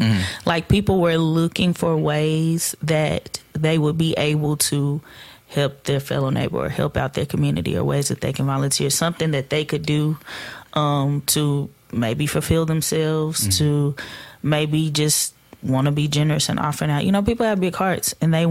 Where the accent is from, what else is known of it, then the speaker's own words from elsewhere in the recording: Fort Worth, Texas, United States; I'm from Fort Worth. Yeah. I grew up in the project